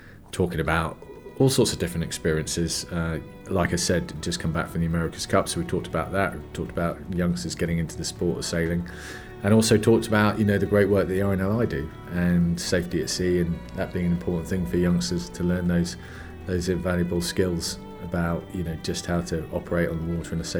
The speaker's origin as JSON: {"language": "English", "area": "Cornwall", "region": "South West England", "country": "United Kingdom", "tie": "born or raised there", "said": "I grew up in Cornwall"}